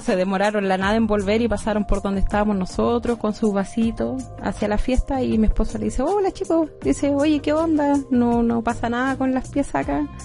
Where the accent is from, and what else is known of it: Chile